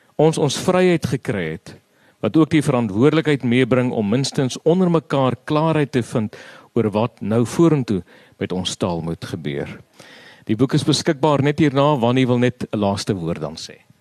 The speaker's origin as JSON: {"language": "Afrikaans", "town": "Steinkopf", "region": "Northern Cape", "country": "South Africa", "said": "Namakland waar ek vandaan kom"}